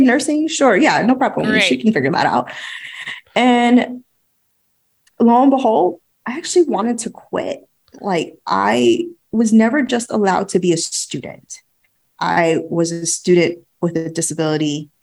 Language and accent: English; New York, United States; I'm a New Yorker